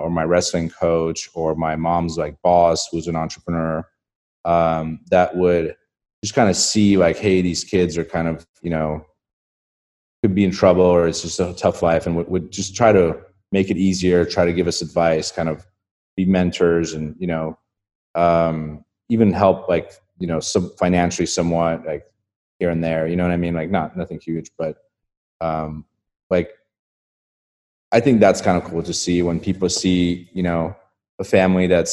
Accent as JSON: {"language": "English", "country": "Estonia", "tie": "born or raised there", "moved": "yes", "said": "I grew up in a country called Estonia"}